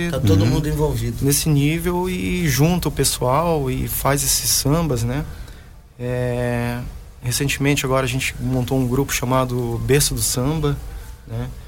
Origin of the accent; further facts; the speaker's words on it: Brasília, Federal District, Brazil; now in Joinville, Brazil; Sou de Brasília, né?